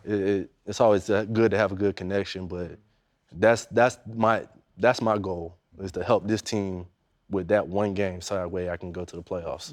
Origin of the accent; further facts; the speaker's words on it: Daytona Beach, Florida, United States; I was growing up in Daytona, you know, that's two hours away from Jacksonville